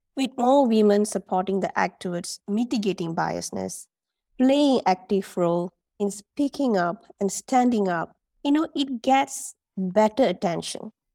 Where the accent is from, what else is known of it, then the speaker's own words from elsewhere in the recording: Malaysia; moved away as an adult; also born or lived in United Arab Emirates; now in Dubai, United Arab Emirates; I'm a Malaysian, and like I've mentioned, I'm currently living in the U A E for the past three years